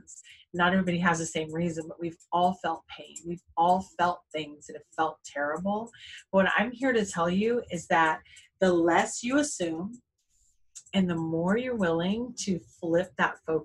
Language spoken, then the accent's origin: English; Jacksonville, Florida, United States; growing up in the South, growing up in Jacksonville, especially the Bible Belt